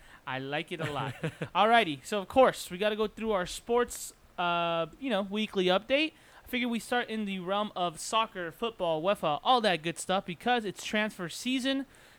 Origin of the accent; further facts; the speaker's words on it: United States; we are both from the States.